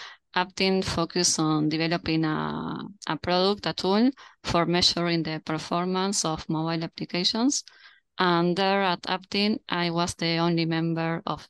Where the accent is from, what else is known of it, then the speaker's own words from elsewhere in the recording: Montevideo, Uruguay; I'm currently at Montevideo. That's my hometown.